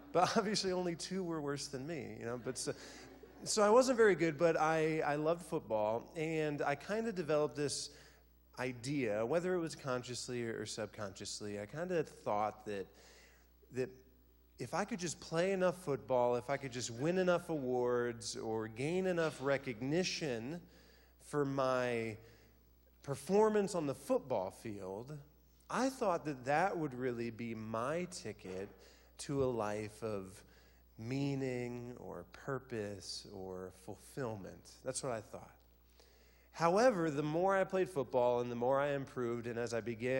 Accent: Van Wert, Ohio, United States; I'm from a small town in northwest Ohio, a little town that, if you look out the window, it looks very similar to here. It's a town called Van Wert, Ohio

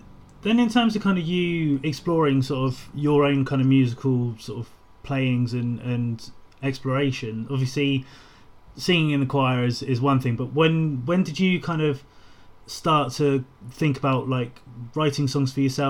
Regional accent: United Kingdom; I grew up with on along the South Coast

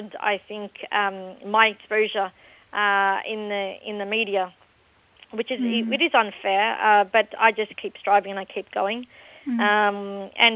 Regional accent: Australia; I was born and raised in Australia. I went to school in Australia

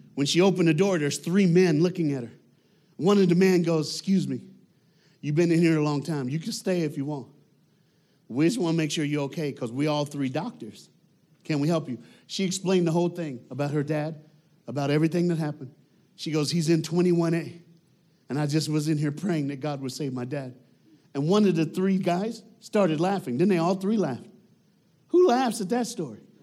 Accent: United States; I'm black and I'm an American

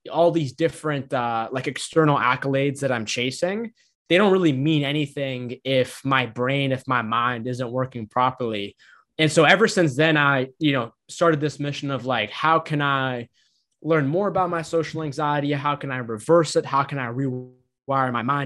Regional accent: Boston, Massachusetts, United States; I'm a son of immigrants from Egypt. I grew up on the East Coast in Massachusetts, Boston

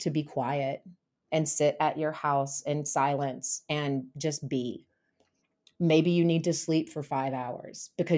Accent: the South, United States; So basically, growing up in the South and growing up in a really rural area, hunting was really popular.

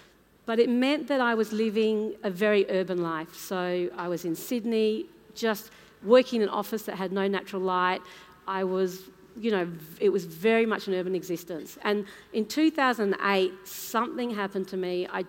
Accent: Papua New Guinea; born there; So I was born in Papua New Guinea, my mum was born in India, my dad is from the Isle of Man in the British Isles

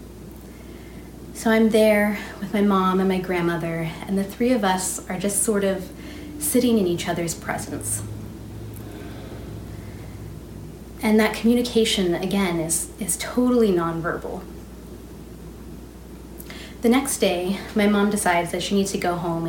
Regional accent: Alaska, United States; Growing up in Alaska, all I wanted was to fit

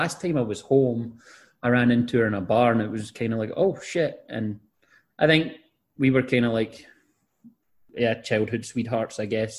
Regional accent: 20 minutes from Glasgow, Scotland, United Kingdom; moved away as an adult; now in United States; I thought maybe I would live in Glasgow, which is 20 minutes away from where I grew up.

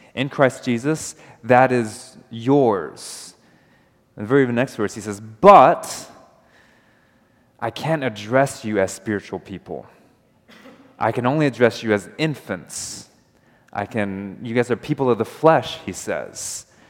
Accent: United States; I'm American

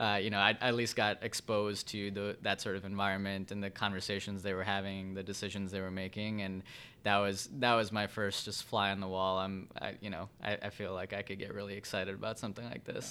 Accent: Vernon Hills, Illinois, United States; also born or lived in Evanston, Illinois / Chicago, Illinois; I grew up in Vernon Hills up north, about an hour north of Chicago here.

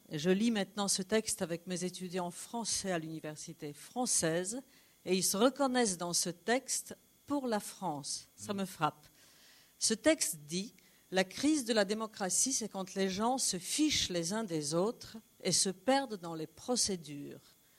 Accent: Poland; je suis polonaise

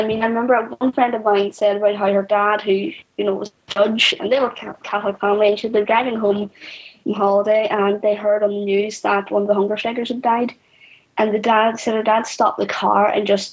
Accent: Belfast, Northern Ireland, United Kingdom; I grew up in North Belfast on the interface

